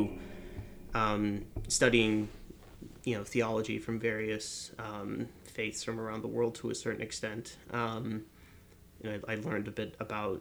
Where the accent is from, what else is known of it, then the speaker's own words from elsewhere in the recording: Northeast, United States; moved away; I grew up in the Northeast around basically the same area that Breahna did